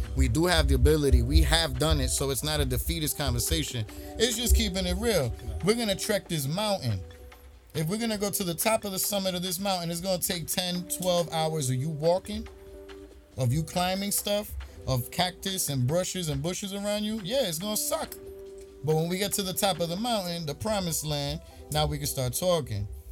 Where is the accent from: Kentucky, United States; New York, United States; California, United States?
New York, United States; New York City; I'm from Brooklyn